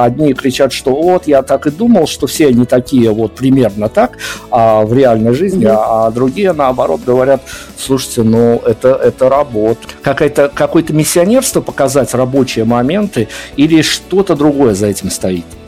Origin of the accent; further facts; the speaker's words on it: Belarus; Мы, белорусы